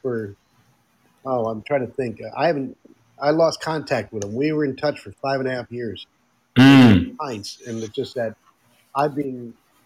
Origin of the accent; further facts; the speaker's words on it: Netherlands; moved away; when I grew up in the Netherlands